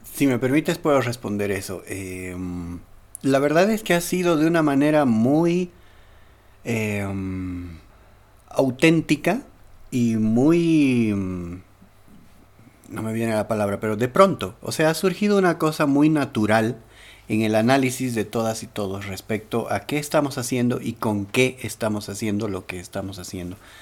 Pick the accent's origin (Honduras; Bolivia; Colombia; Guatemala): Bolivia; como boliviano